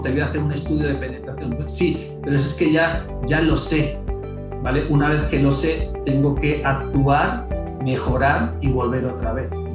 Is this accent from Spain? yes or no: yes; Spain; moved away as an adult; now in Mexico; realmente soy español